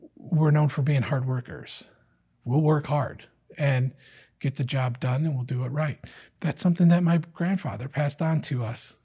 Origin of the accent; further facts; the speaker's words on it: Detroit, Michigan, United States; I'm from Detroit